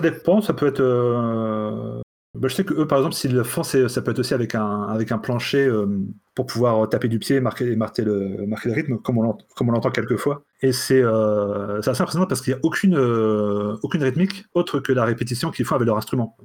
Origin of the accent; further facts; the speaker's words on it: Brittany, France; chez moi, en Bretagne profonde